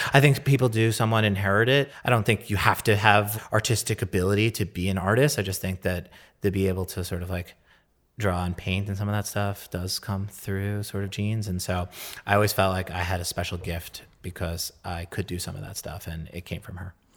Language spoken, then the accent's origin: English; New York, United States; growing up in New York and being a New Yorker